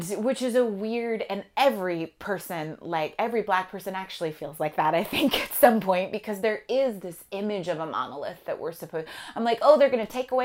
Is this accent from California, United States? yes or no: yes; California, United States; I'm from California